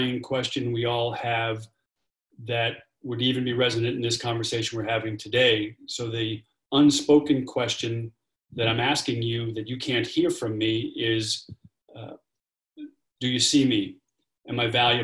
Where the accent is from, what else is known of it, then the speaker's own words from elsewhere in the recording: New York City, New York, United States; I am an Irish Catholic kid from Brooklyn, New York